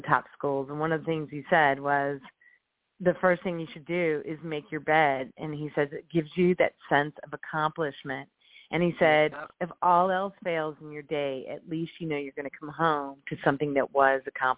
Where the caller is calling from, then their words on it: Indianapolis, Indiana, United States; also born or lived in Chicago; I'm calling from Indianapolis.